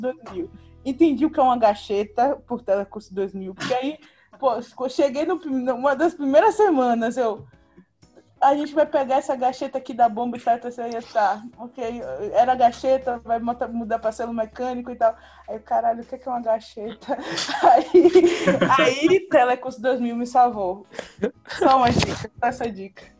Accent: Bahia, Brazil; moved away as an adult; now in Ceará, Brazil; vim da Bahia, é, estudei na UFBA

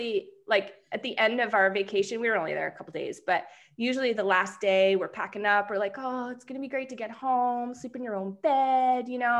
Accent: New Hampshire, United States; now in Arizona, United States; I come from New Hampshire

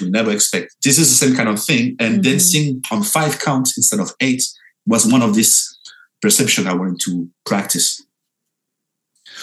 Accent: France; I'm from France

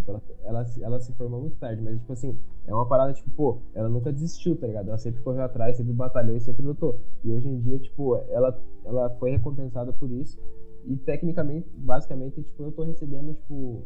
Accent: Brazil; Eu sou, sou brasileiro

